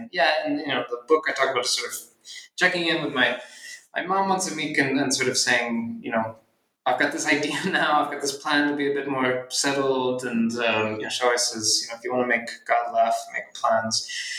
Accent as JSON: {"language": "English", "town": "Philadelphia", "region": "Pennsylvania", "country": "United States", "tie": "born or raised there", "said": "I'm from Philadelphia, and so I kind of wanted to have an adult relationship to the city I grew up"}